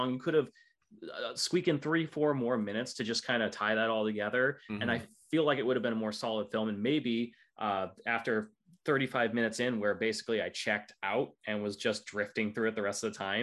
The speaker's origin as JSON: {"language": "English", "country": "United States", "said": "me as an American"}